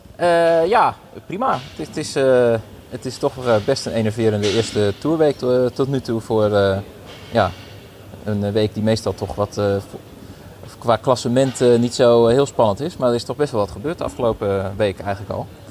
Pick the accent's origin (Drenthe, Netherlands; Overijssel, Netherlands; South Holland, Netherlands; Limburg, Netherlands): Drenthe, Netherlands; ik kom zelf uit Drenthe